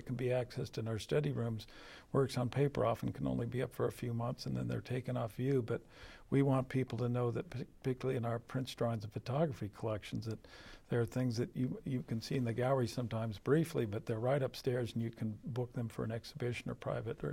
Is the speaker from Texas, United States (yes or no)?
no; San Francisco Bay Area, California, United States; now in Connecticut, United States; San Francisco Bay Area artists where I grew up out in California